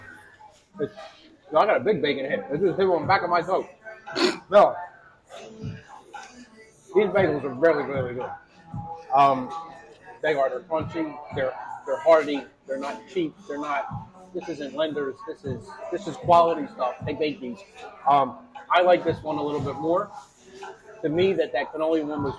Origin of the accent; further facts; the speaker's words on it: Philadelphia, Pennsylvania, United States; I'm from South Philly